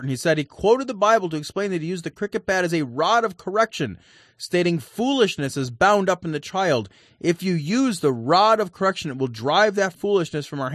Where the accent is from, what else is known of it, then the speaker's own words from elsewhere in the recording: United States; I'm fucking American